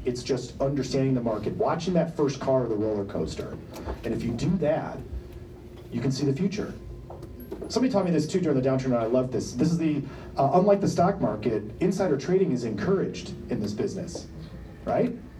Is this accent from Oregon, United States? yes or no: no; Detroit, Michigan, United States; moved away; I'm from Detroit. I mean, I've lived here 25 years